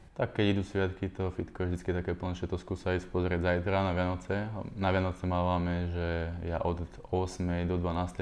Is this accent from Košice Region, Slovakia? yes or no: no; Dubnica nad Váhom, Trenčín Region, Slovakia; Dubnici u nás